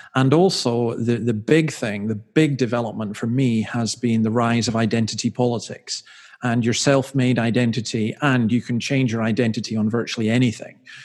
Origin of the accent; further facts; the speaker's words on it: Scotland, United Kingdom; moved away as an adult; now in Australia; I'm from Scotland